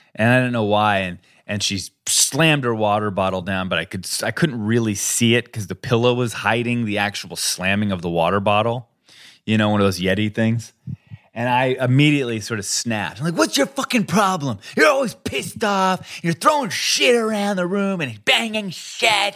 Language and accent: English; Colorado, United States; I grew up I grew up in Colorado